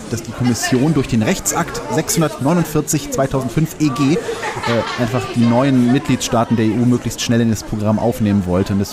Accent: North Rhine-Westphalia, Germany; ich komme ja aus dem Rheinland und äh, unweit von mir ist das Neandertal. Das heißt, ähm, also die, die Steinzeitgeschichte äh, ist mir schon von Kindheit an irgendwie durch die Schule dann mal durch einen Besuch dieses Ortes nahegebracht worden.

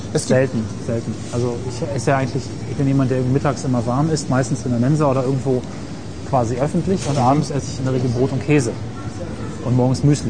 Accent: Rinteln, Lower Saxony, Germany; bei uns in Rundfeld, wo ich herkomme, mhm. sitzt Wesergold

